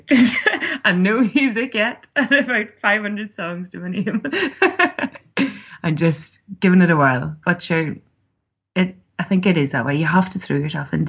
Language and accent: English; Belfast, Northern Ireland, United Kingdom; also born or lived in Cookstown; from Belfast